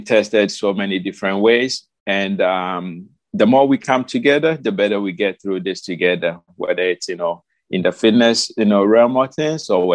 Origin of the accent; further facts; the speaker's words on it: Ghana; moved away as an adult; now in United States; I moved from Ghana 2009, okay, late 2009. I moved to the United States because my fiance then, now my wife, lived here.